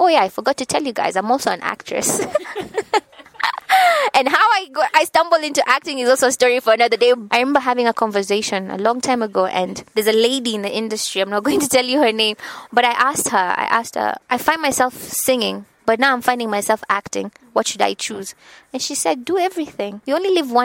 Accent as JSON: {"language": "English", "town": "Nakuru", "region": "Nakuru County", "country": "Kenya", "tie": "born or raised there", "said": "But I'm from Nakuru. I will say I'm from Nakuru because people love to say that I'm from Nairobi, but no, I pride myself in having come from Nakuru. We call it County 032, Nakuru, Kenya. It's a small town. I was born and raised there."}